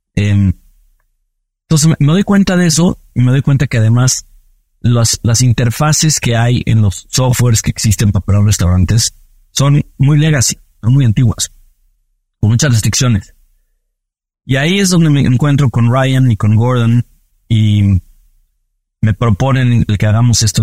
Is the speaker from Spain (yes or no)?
no; Mexico; soy mexicano